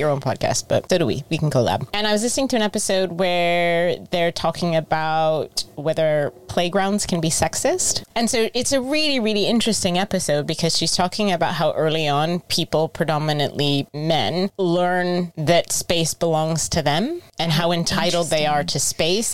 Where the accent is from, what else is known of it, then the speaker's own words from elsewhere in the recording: United States; now in United Kingdom; I'm American, but I live in the UK now